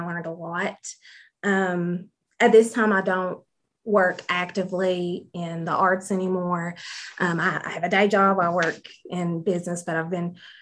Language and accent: English; Jenkins, Kentucky, United States; I grew up in the hills of Southeast Kentucky. I was raised in Jenkins